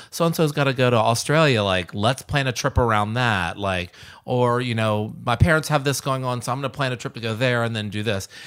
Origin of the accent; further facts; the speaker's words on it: the South, United States; now in Nashville, United States; I grew up in the South